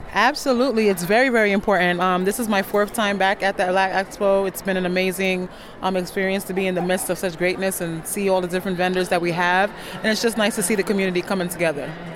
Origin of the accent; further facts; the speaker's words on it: Ghana; moved away; I'm a licensed fitness instructor and I'm from Ghana, West Africa.